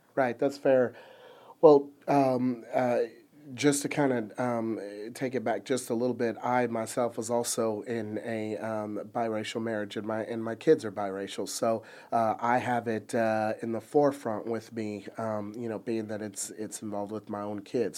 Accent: Plano, Texas, United States; growing up in Plano

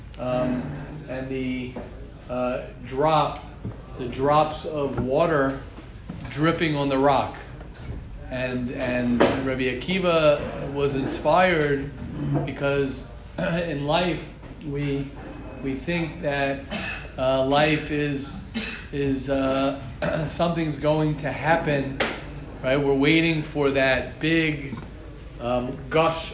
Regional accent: United States; as an American, I have connections in America

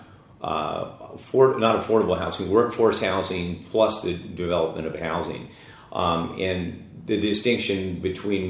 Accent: Daly City, California, United States; I grew up in Daly City

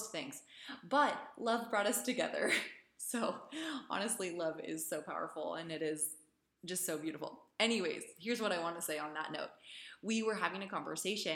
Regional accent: Idaho, United States; also born or lived in San Francisco, California; I'm from the United States, Idaho. I grew up in Idaho. I was born in San Francisco

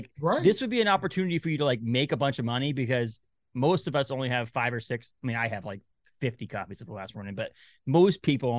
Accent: New England, United States; now in Maine, United States; I live in Maine. I'm from New England.

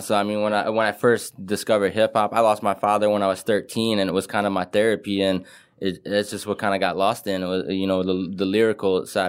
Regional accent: Detroit, Michigan, United States; I grew up on a street called Carlisle. It was right behind 8 Mile.

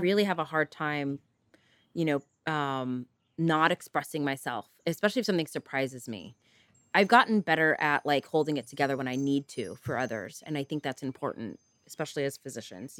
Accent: Northern California, United States; also born or lived in East Coast; I was born and raised in Northern California, left to the East Coast for college, and promptly came back to California and haven't left since.

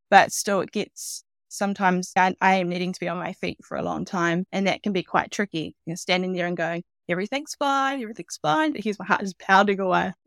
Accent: Hawke's Bay, New Zealand; I'm from Hawke's Bay, so it's on the east coast of the North Island.

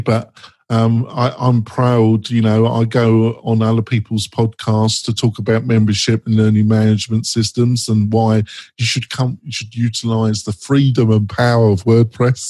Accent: England, United Kingdom; I'm English

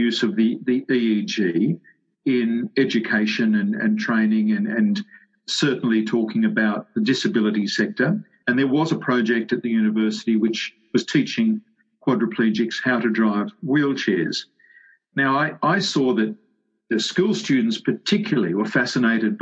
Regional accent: Sydney, New South Wales, Australia; I grew up in the western suburbs of Sydney.

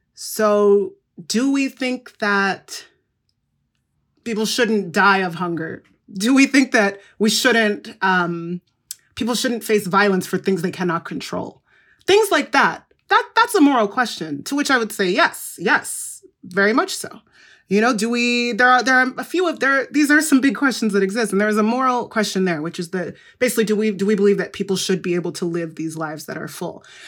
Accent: Igbo, Igboland, Nigeria; I'm from the Igbo group, which is in, um, Nigeria

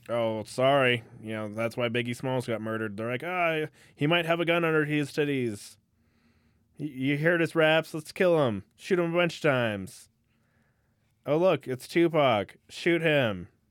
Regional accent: California, United States; moved away; I grew up in California

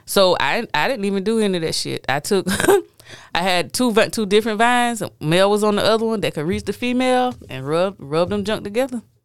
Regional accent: United States; me being African American

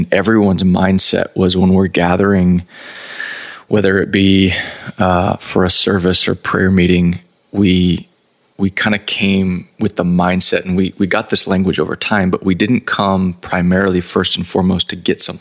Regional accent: Texas, United States; Born and raised in Texas

